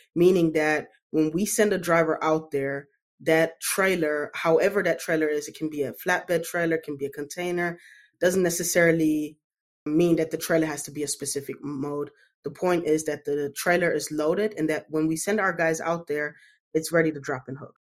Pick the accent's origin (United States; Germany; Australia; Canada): Germany; moved away; I grew up in Germany.